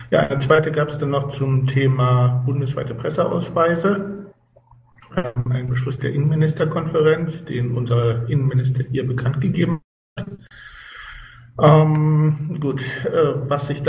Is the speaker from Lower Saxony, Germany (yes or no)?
yes; Lower Saxony, Germany; Naja, ich bin zugereist seit Dithmarscher. Ich komme auch aus Niedersachsen.